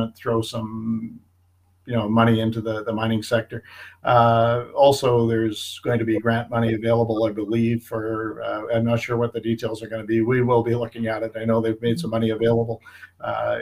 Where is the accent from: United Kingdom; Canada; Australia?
Canada; North Shore of Lake Superior, Northern Ontario; I grew up in Northern Ontario on the North Shore of Lake Superior, and we were a pulp mill town